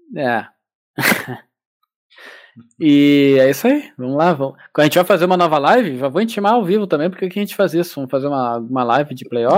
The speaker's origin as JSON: {"language": "Portuguese", "town": "Alvorada", "region": "Rio Grande do Sul", "country": "Brazil", "said": "eu sou da Alvorada"}